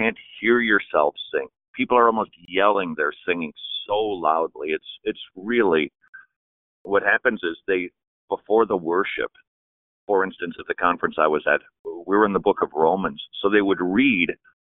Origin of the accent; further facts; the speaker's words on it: Minnesota, United States; now in Atlanta, United States; I come from Minnesota, and it's the land of 12,000 lakes and 8 black people